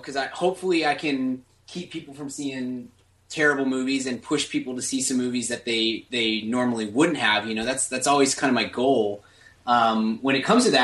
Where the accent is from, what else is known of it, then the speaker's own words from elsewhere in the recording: Dallas, Texas, United States; I'm from Dallas, Fort Worth.